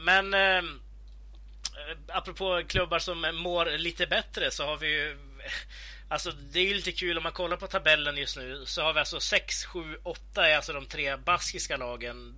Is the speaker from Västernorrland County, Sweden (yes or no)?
yes; between Sundsvall and Örnsköldsvik, Västernorrland County, Sweden; där jag kommer ifrån, då, mellan Sundsvall och eh, eh Övik